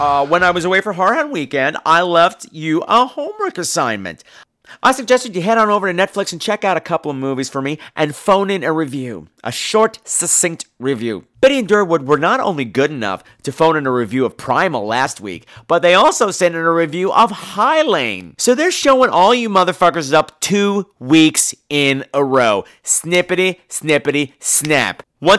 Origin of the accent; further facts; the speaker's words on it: France; We're from France.